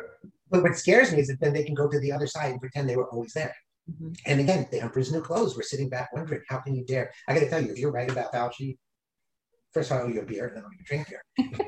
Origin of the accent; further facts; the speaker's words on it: United States; So I grew up as an American